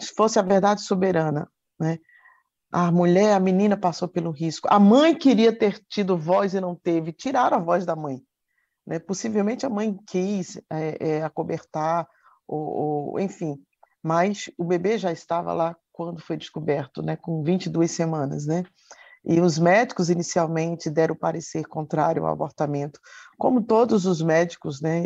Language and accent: Portuguese; Campina Grande, Paraíba, Brazil; moved away; lá na minha terra, trabalhava, estudava e ajudava os meus pais